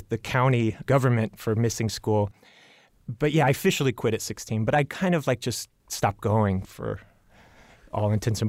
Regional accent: Avon, Indiana, United States; I grew up in Avon at a time when it was, today Avon has become this thriving suburb of Indy

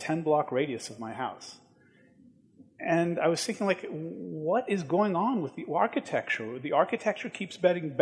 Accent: Washington, District of Columbia, United States; went back to my hometown of Washington, D.C.

